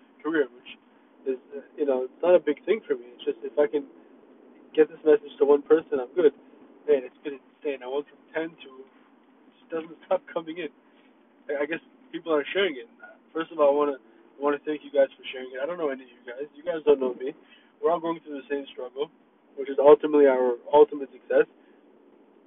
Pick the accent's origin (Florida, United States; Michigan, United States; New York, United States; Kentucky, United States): Florida, United States; Miami; also born or lived in Myrtle Beach, South Carolina / Israel (family); I'm from Miami. I was born in South Carolina, Myrtle Beach. Family's from Israel.